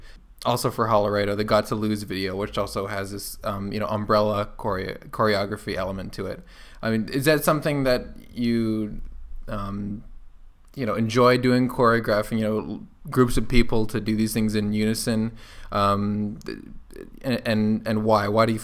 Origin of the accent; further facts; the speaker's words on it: Canada; I'm Canadian